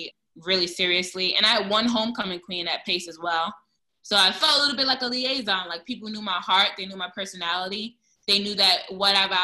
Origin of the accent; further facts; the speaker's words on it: New York City, New York, United States; I'm from Brooklyn. I'm from East New York